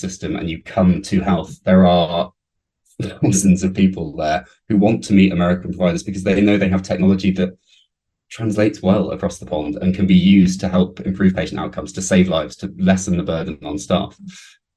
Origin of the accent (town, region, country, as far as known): United Kingdom